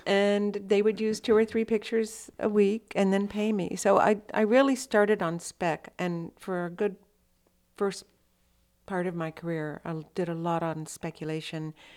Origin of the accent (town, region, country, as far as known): Austin, Texas, United States; born or raised there; also born or lived in Electra, Texas